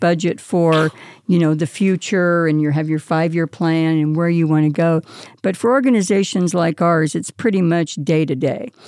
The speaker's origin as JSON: {"language": "English", "region": "California", "country": "United States", "tie": "born or raised there", "moved": "yes", "lives_now": "Las Vegas, United States", "said": "As a child growing up in California"}